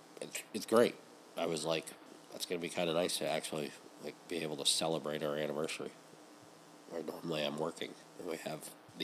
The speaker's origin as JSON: {"language": "English", "town": "Eliot", "region": "Maine", "country": "United States", "tie": "born or raised there", "said": "The house that I grew up in Elliott"}